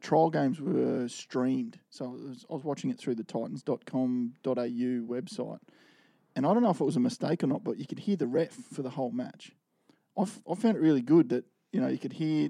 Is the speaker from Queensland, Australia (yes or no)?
yes; Queensland, Australia; I'm a Queenslander.